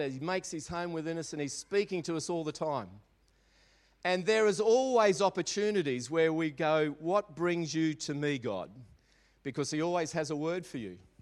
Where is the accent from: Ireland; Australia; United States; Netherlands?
Australia; Maribyrnong, Victoria; I grew up in Maribyrnong